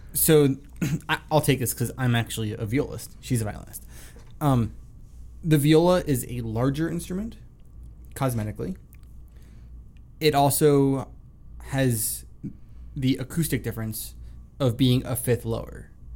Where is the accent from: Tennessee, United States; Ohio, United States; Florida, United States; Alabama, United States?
Florida, United States; South; moved away; I grew up in South Florida